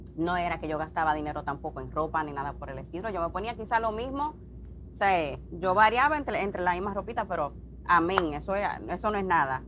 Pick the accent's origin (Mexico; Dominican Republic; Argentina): Dominican Republic; now in Puerto Rico; Yo tuve que salir de la República Dominicana